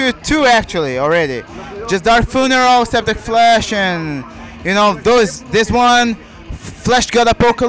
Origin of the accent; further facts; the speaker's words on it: Pernambuco, Brazil; Not actually, man. Different place, you know, Pernambuco.